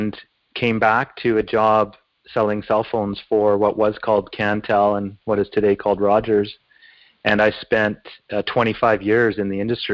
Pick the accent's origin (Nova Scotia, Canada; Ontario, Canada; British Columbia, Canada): Nova Scotia, Canada; Glace Bay; I was born in Glace Bay, Nova Scotia, to two parents who were British and professionals